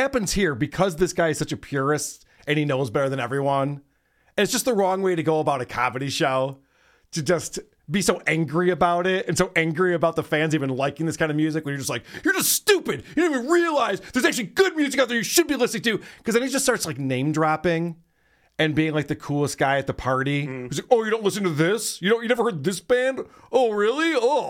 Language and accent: English; Nashville, Tennessee, United States; People might like shit music where you're from, but I'm from Nashville.